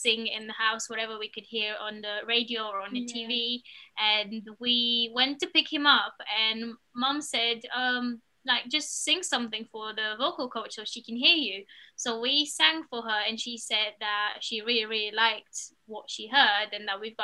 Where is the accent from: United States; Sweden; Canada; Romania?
Romania; moved away as an adult; now in United Kingdom; we're originally from Romania, which is where we've spent most of our lives. 12 years we were in the same art school, and then we came to the UK